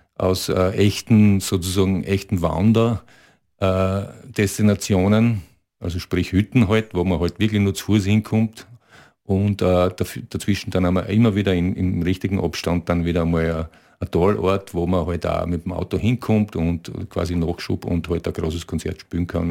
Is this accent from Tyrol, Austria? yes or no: no; area of Graz and south of it, Styria, Austria; Wir, wir kommen aus der Gegend von ja, Graz und äh, südlich davon.